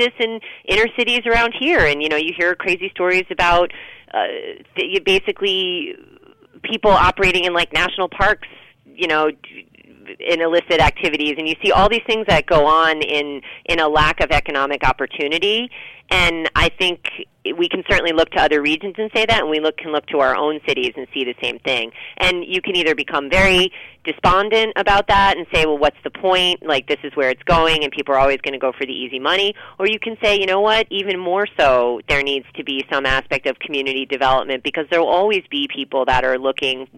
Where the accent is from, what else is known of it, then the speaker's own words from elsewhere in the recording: New England, United States; I'm from New England